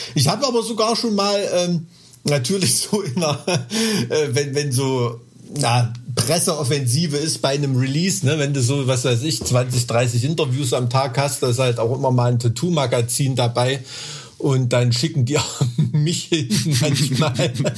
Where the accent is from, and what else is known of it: Thuringia, Germany